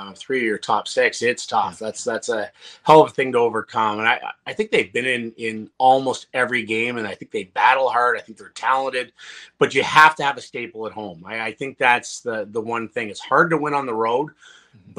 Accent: Ottawa, Ontario, Canada; I love coming back to Ottawa because I'm from Ottawa.

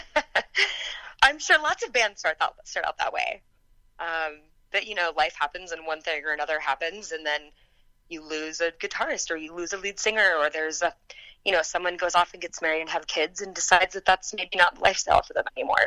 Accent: Kansas, United States; also born or lived in Texas; I was born in Texas. I grew up in Kansas

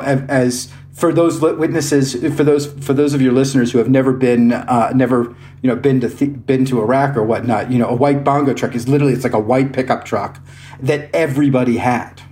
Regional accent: Iowa, United States; I grew I grew up in Iowa. I am a proud Iowan.

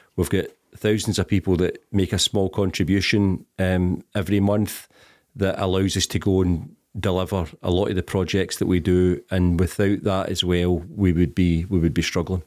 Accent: Glasgow, Scotland, United Kingdom; I'm from the East End of Glasgow, um, a couple of miles further east than, than Celtic Park

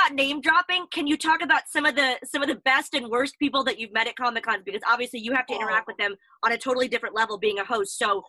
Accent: Orlando, Florida, United States; moved away as an adult; also born or lived in Texas / California; now in England, United Kingdom; I'm originally from Texas. I lived in SoCal a little bit, hence the … thing, and mostly from Orlando, Florida. But so my name makes no sense. I've been in England for about 3.5 years now.

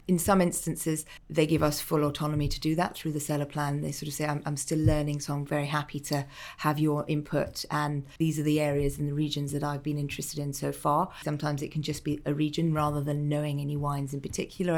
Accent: Malta; moved away; Growing up in Malta

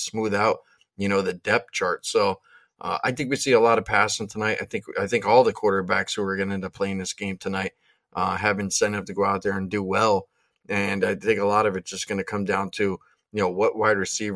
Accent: Pennsylvania, United States; I'm from Pennsylvania

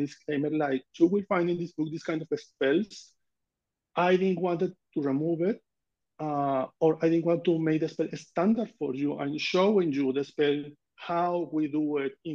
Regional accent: Amazonas, Venezuela; English is a second language; now in New York City, United States; I born in Amazonas, Venezuela. I grew up in there.

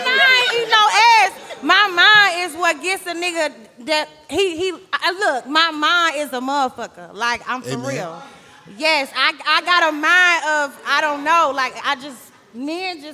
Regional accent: St. Louis, Missouri, United States; my city, I'm from St. Louis.

